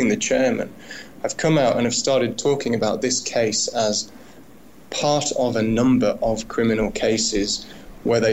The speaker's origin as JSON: {"language": "English", "country": "United Kingdom", "moved": "yes", "lives_now": "Australia", "said": "I'm speaking about this as a British person"}